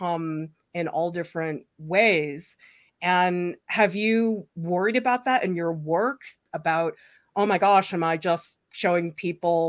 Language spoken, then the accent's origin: English; Massachusetts, United States; the town that I grew up in was in Massachusetts